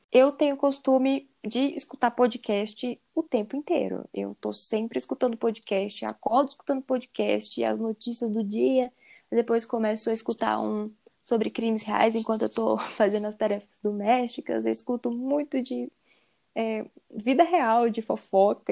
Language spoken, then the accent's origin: Portuguese; Belo Horizonte, Minas Gerais, Brazil; eu sou de Belo Horizonte, Minas Gerais